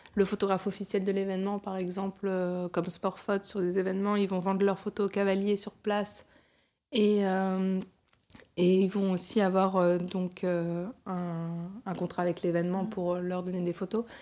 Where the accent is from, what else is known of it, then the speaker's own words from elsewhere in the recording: Chantilly, Hauts-de-France, France; moved away as an adult; also born or lived in Paris region; now in Paris, France; j'ai grandi dans, dans la région parisienne et dans l'Oise, donc près de Chantilly